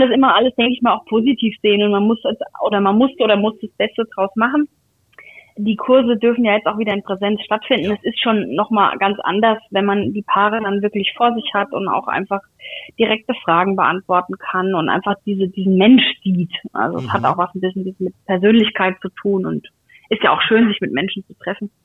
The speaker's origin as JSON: {"language": "German", "town": "Aschaffenburg", "region": "Bavaria", "country": "Germany", "moved": "yes", "said": "Ich komme aus Aschaffenburg, das ist jetzt nicht so weit weg"}